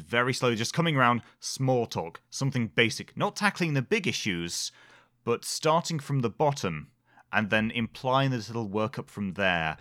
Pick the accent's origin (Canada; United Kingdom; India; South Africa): United Kingdom; we're British